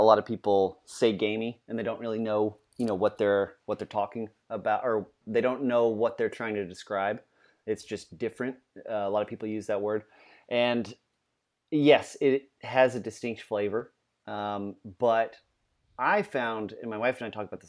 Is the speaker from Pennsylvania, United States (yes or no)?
no; Louisiana, United States; We're both from Louisiana, and there's a whole lot of homage back to that flavor of that Creole cooking.